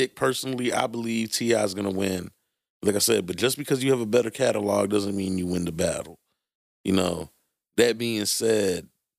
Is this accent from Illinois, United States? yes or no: no; Brooklyn, New York, United States; I'm from Brooklyn. It's all hood, baby.